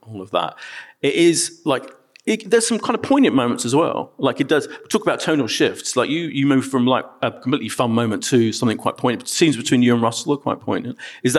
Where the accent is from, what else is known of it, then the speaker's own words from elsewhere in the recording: Ilford, London, United Kingdom; I grew up in Ilford as well.